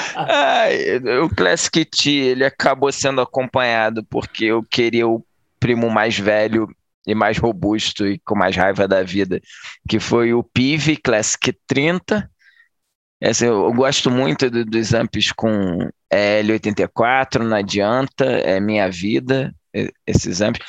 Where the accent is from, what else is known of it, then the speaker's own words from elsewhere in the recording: Niterói, Rio de Janeiro, Brazil; eu sou de Nikit